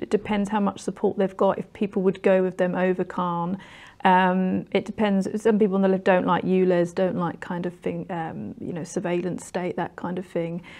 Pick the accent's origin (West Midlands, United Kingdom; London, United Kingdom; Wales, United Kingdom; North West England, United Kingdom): London, United Kingdom; also born or lived in Orpington; I grew up in New Cross